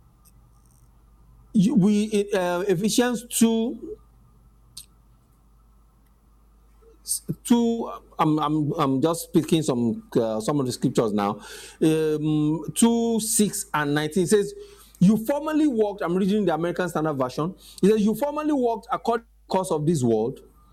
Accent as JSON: {"language": "English", "country": "Nigeria"}